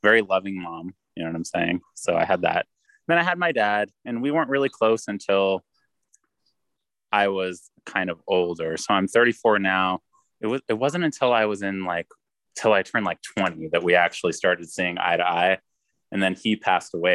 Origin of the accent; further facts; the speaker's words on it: Colorado Springs, Colorado, United States; also born or lived in Manteca, California; I grew up here in Colorado Springs. I was born in Manteca, California, but we moved here when I was like 9 months old